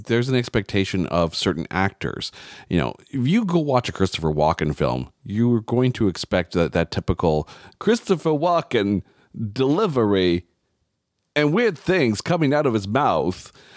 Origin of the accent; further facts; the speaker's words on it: Canada; I'm Canadian